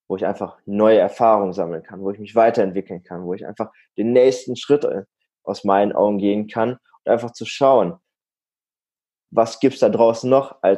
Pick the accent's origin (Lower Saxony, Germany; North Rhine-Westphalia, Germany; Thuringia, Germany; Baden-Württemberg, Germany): North Rhine-Westphalia, Germany; Warendorf; Also ich, ich komme aus der Nähe, Nähe aus Münster, aus Warendorf, komme ich ursprünglich und dort wohne ich aktuell auch noch